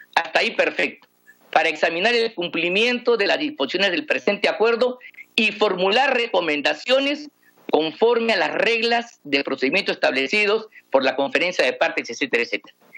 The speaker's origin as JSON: {"language": "Spanish", "country": "Peru", "said": "venimos peleando los peruanos"}